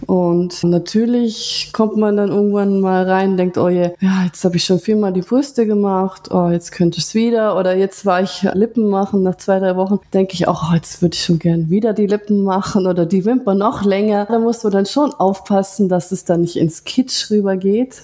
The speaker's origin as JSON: {"language": "German", "town": "Ulm", "region": "Baden-Württemberg", "country": "Germany", "said": "Ich bin aus Deutschland, aus Ulm"}